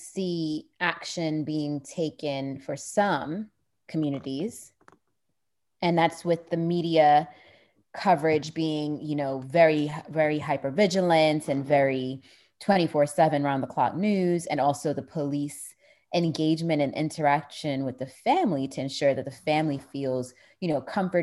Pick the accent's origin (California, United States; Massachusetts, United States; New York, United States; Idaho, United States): New York, United States; my childhood growing up in New York